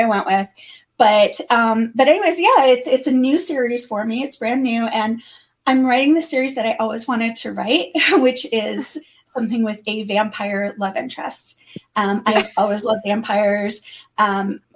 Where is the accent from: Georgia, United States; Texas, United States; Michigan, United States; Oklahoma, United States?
Michigan, United States; Detroit; also born or lived in Tucson; now in Los Angeles, United States; I'm originally from Detroit. I live in California. I'm an LA girl for many, many years now